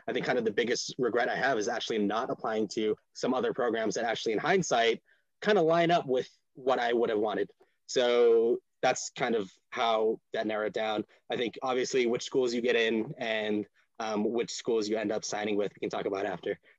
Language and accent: English; Honolulu, Hawaii, United States; moved away as an adult; also born or lived in Boston / New England; I grew up in Honolulu, Hawaii, before coming out here to New England for for school